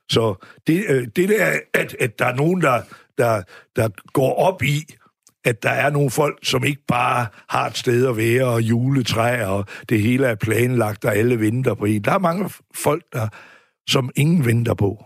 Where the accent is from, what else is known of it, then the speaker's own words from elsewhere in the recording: Aarhus, Central Denmark Region, Denmark; Riskov, ja. hvor vi voksede op her ved Aarhus